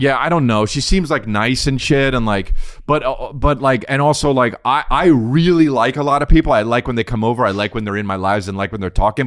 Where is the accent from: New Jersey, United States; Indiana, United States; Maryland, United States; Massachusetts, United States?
New Jersey, United States; We're from Jersey.